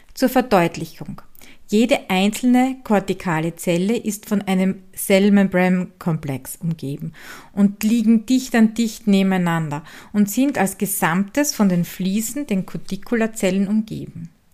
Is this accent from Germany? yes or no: no; Styria, Austria; accent: Styrian dialect; den steirischen Dialekt aus meiner Heimat